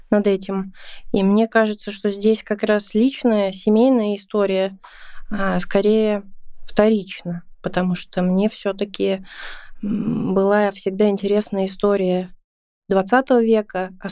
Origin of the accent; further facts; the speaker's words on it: Saint Petersburg, Russia; Ну да, считается с какого, с четвертого поколения. У меня, получается, дедушка здесь родился уже. И родился здесь в 1937 году.